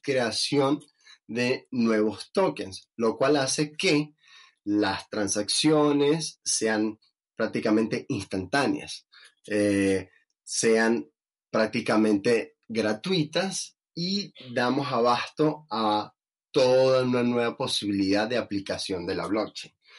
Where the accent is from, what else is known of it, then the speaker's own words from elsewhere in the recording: Venezuela; siendo venezolano